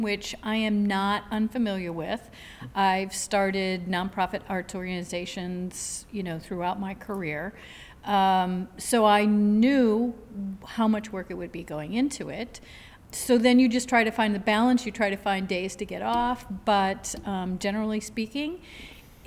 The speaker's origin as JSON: {"language": "English", "region": "Michigan", "country": "United States", "also_born_or_lived": "Florida", "said": "Michigan, with it being my home state"}